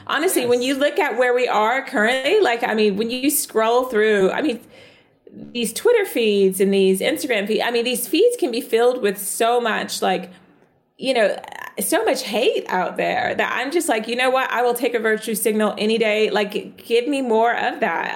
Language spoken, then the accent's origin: English; the South, United States; accent: American; moved away as an adult; now in United Kingdom; I grew up in the South.